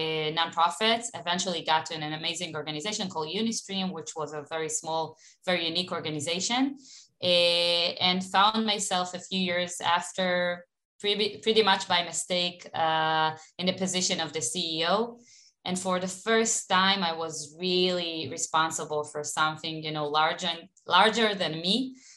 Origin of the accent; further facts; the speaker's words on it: Elkana, Judea and Samaria Area, Israel; English is a second language; Born and raised in Elkana in the Samaria. I don't know if people heard about this place.